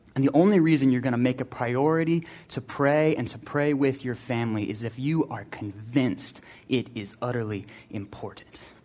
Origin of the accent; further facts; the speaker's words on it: Slidell, Louisiana, United States; we grew up in Slidell